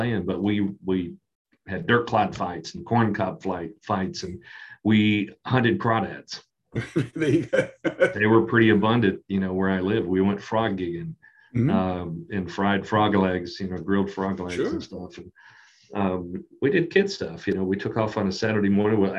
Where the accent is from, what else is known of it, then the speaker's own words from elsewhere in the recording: Kentucky, United States; growing up in Kentucky